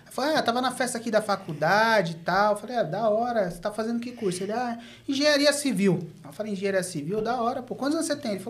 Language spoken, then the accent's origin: Portuguese; Diadema, São Paulo, Brazil; Sou de Diadema, mas conheço as quebradas aí.